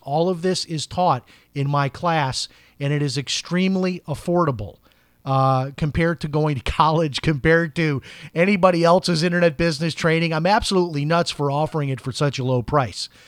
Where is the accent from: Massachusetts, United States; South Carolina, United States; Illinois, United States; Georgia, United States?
Illinois, United States; Chicago; I grew up in Chicago, a very political place